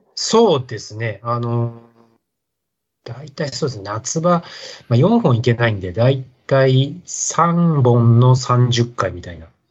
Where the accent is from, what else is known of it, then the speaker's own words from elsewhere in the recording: Nishitokyo, Tokyo, Japan; also born or lived in Saitama; もう東京なんです。あの、田舎とかなくてですね。はい。あの、東京と埼玉の本当境の今でいう、あの、西東京市ですね